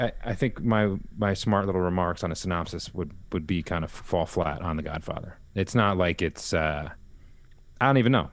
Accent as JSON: {"language": "English", "area": "a little further east of Yonkers", "region": "New York", "country": "United States", "tie": "born or raised there", "said": "we was born in Yonkers and we grew up a little further east"}